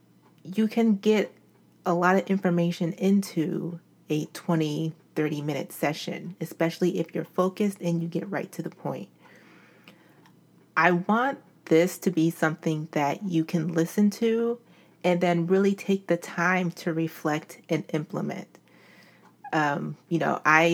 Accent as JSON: {"language": "English", "town": "Albany", "region": "New York", "country": "United States", "tie": "born or raised there", "moved": "as an adult", "lives_now": "Philadelphia, United States", "said": "I grew up in Albany, New York, and came to Philadelphia for college"}